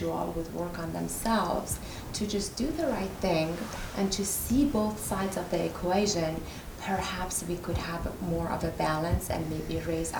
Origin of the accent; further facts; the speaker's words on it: Iran; moved away; I'm from Iran